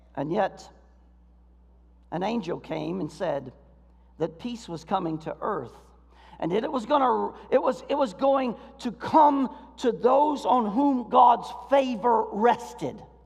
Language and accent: English; Florida, United States; now in Michigan, United States; I grew up in Florida